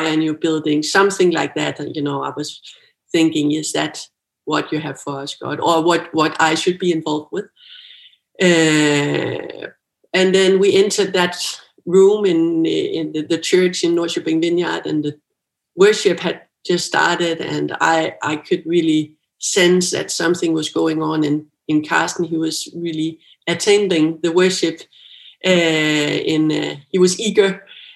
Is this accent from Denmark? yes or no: yes; Bornholm, Capital Region of Denmark, Denmark; moved away as an adult; I'm from Bornholm